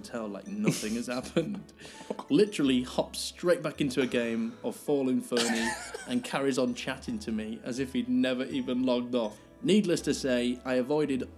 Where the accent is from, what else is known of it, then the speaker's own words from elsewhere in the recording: Grimsby, Yorkshire and the Humber, United Kingdom; I grew up in Grimsby